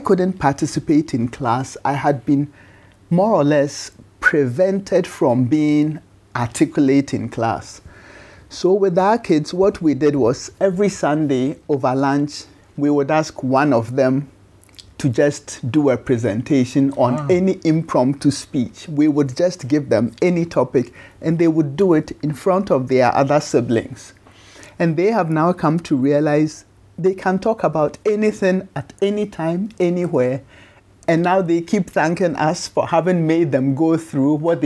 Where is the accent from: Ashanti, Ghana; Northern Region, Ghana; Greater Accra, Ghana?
Ashanti, Ghana; Kumasi; moved away; also born or lived in United States; In Ghana, in Kumasi, in 1961